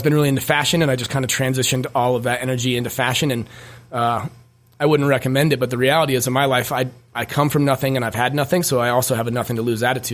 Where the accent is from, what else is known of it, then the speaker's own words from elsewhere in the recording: Wheat Ridge, Colorado, United States; also born or lived in Denver; I was born in Wheat Ridge, Colorado. My mom and dad, Rick and Shauna, were super, super young. So we grew up, you know, just poor